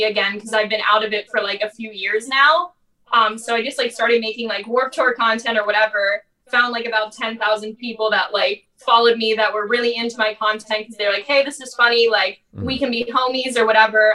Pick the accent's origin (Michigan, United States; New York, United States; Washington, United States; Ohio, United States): Ohio, United States; born or raised there; moved away as an adult